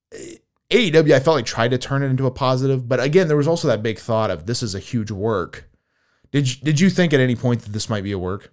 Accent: United States; I was another American on the tour

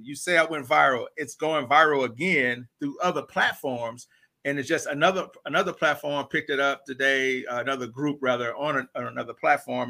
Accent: St. Louis, Missouri, United States; moved away as an adult; I'm originally from St. Louis, Missouri. I lived there till like 19

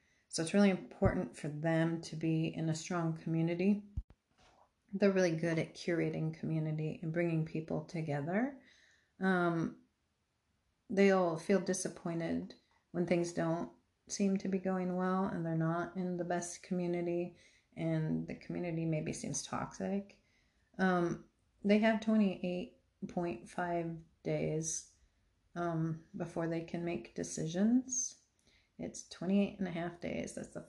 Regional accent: Arizona, United States; I came from Arizona where it's just expansive. Everything's open and it makes me feel super uncomfortable.

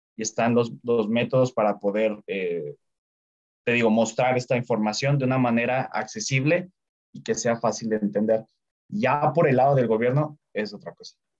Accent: Mexico; como mexicano

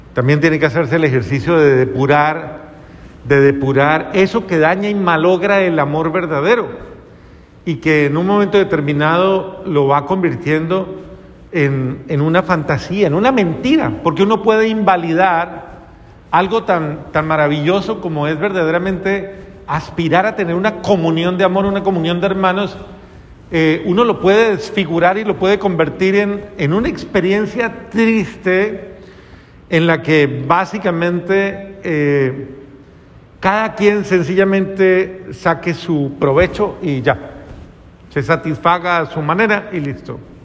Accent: Colombia; yo soy colombiano

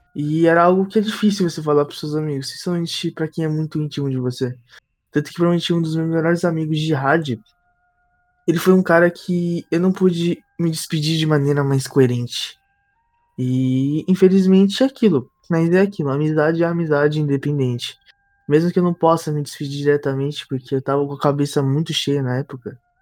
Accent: Brazil; moved away; somos brasileiros

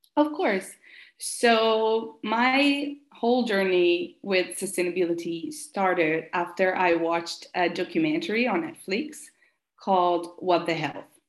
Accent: Italy; English is a second language; moved away as an adult; also born or lived in San Francisco, United States; I'm from Italy, so I moved back to Italy

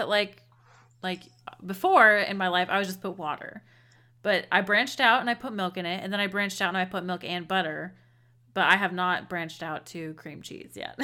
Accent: United States; we're woefully American, or, um, I should say U S A. We're woefully U S A-ins.

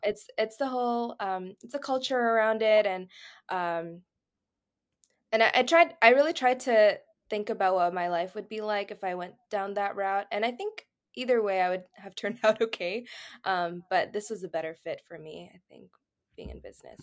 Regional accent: Houston, Texas, United States; now in Redlands, United States; I'm from Houston, Texas, but I currently live in Redlands, California

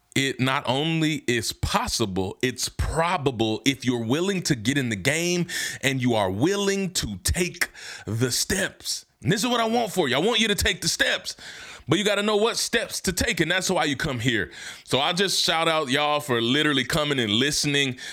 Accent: Hernando, Mississippi, United States; moved away; where I'm from in my hometown, Hernando, Mississippi.

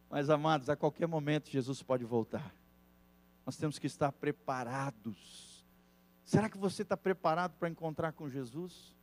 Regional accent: Brazil; also born or lived in Mexico

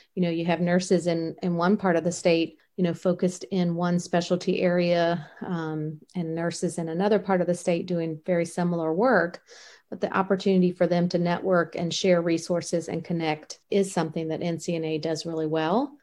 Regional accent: Richmond, Virginia, United States; growing up in Richmond, Virginia

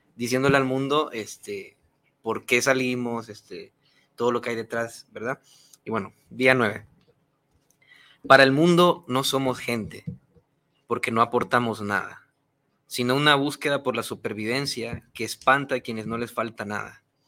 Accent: Honduras; moved away as an adult; now in Mexico; soy de Honduras

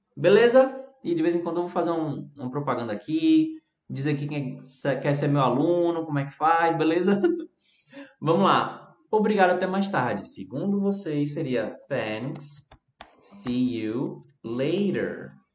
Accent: Brazil; sou brasileiro

